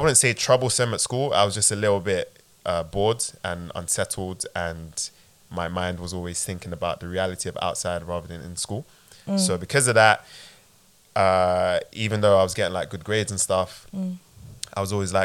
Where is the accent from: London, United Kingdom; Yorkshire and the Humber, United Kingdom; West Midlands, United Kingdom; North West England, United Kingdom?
London, United Kingdom; I grew up in Peckham